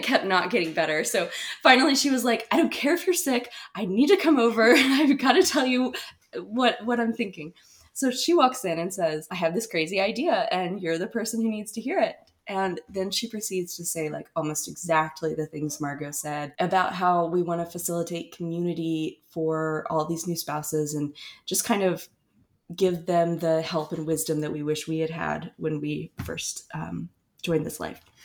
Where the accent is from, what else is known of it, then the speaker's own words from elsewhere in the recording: Asheville, North Carolina, United States; moved away as an adult; now in Fort Polk, United States; I'm from Asheville, North Carolina, currently stationed at Fort Polk, Louisiana